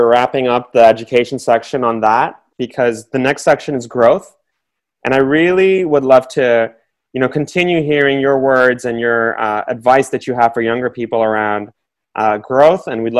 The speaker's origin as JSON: {"language": "English", "country": "Bangladesh", "also_born_or_lived": "New York", "moved": "yes", "said": "I grew up, you know, when I came from Bangladesh, and I moved to New York, and it was 1987, 85. It was very mid to late 80s, rough time. Again, no other Bengalis in New York City."}